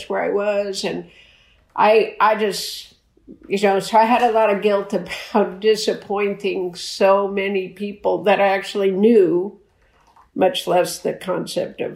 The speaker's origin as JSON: {"language": "English", "town": "Phoenix", "region": "Arizona", "country": "United States", "tie": "born or raised there", "also_born_or_lived": "Chicago, Illinois", "said": "We left there when I was 4 and moved to Phoenix, Arizona"}